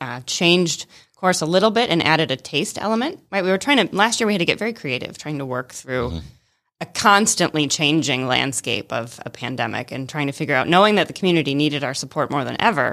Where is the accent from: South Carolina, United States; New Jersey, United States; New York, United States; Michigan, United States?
Michigan, United States; moved away as an adult; also born or lived in Atlanta, Georgia; now in Rome, Georgia, United States; I'm originally from Michigan.